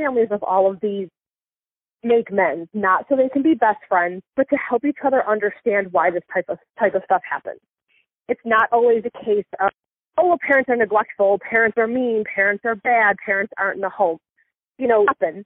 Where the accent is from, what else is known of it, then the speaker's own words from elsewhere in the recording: Niagara Falls, New York, United States; now in Nashville, United States; I'm originally from Niagara Falls, New York, right outside Buffalo